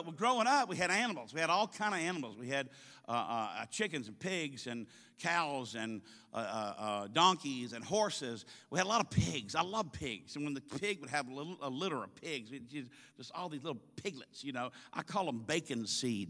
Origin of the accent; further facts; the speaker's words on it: the South, United States; We're from the South.